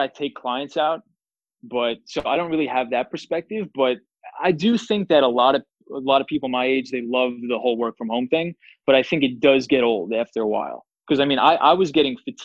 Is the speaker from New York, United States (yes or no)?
yes; Massapequa, New York, United States; my block on Long Island where I grew up in Massapequa